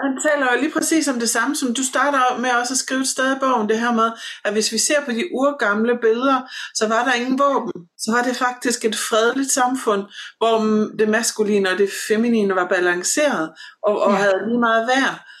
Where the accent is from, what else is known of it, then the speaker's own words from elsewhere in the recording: Southern Jutland, Southern Denmark, Denmark; der hvor jeg kommer fra i Sønderjylland